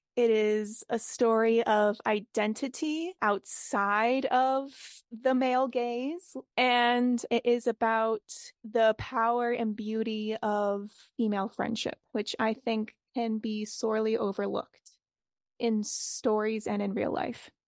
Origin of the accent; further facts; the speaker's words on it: Boston, Massachusetts, United States; I am from Boston